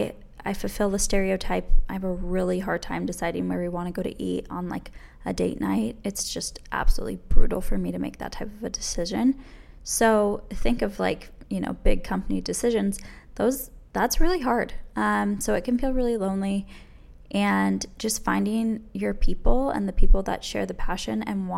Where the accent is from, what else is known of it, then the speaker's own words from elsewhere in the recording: New York area, United States; I am from the New York area